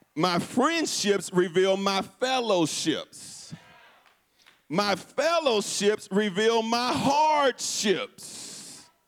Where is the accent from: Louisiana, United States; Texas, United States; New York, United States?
Texas, United States; Houston; my hometown of Houston